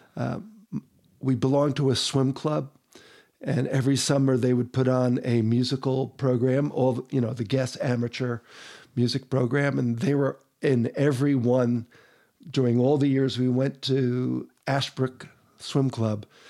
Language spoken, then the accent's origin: English; New Jersey, United States; moved away as an adult; now in Utah, United States; Originally New Jersey